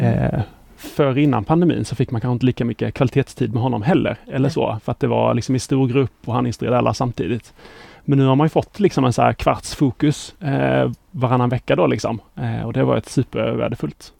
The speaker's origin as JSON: {"language": "Swedish", "town": "Båstad", "region": "Skåne", "country": "Sweden", "tie": "born or raised there", "also_born_or_lived": "Lund", "moved": "as an adult", "lives_now": "Stockholm, Sweden", "said": "Pluggade i Lund, men är uppväxt i Båstad."}